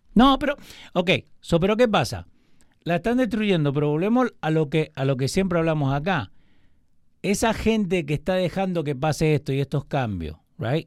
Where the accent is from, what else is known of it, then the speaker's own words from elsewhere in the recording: Argentina; Yo siendo argentino